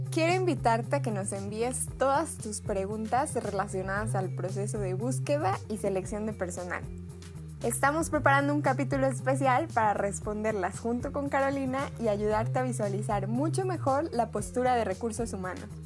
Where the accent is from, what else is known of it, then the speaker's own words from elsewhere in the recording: State of Mexico, Mexico; ¿Dónde naciste? En el Estado de México.